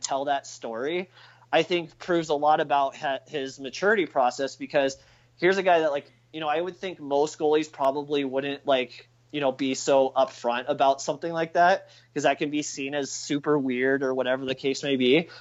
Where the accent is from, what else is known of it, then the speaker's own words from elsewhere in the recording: Texas, United States; growing up in Texas